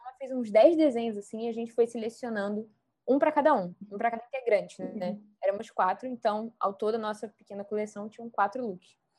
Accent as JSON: {"language": "Portuguese", "region": "Rio de Janeiro", "country": "Brazil", "accent": "chiando", "said": "eu sou carioca."}